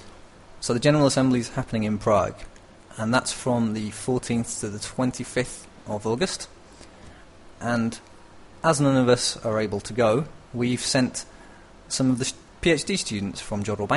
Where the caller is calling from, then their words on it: northern Italy, Italy; I'm calling from the north of Italy.